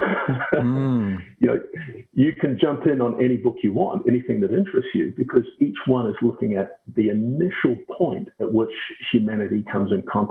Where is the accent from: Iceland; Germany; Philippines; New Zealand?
New Zealand; Auckland; also born or lived in United States / United Kingdom / Scotland; now in Brisbane, Australia; I was born and raised in Auckland, New Zealand, now living in Brisbane, Australia.